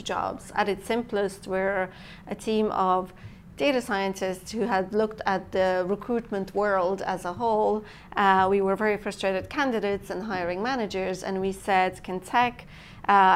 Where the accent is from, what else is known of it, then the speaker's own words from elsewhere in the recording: Transylvania, Romania; English is a second language; moved away as an adult; also born or lived in Ireland; now in Dublin, Ireland; I'm from Transylvania, Romania, half Romanian, ethnic Hungarian. I came here when I was 23, and I never left